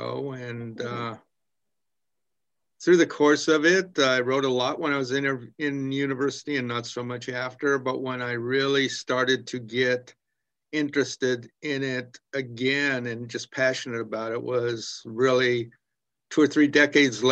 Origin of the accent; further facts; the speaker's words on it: United States; moved away as an adult; now in Kingston, Canada; I'm from the States originally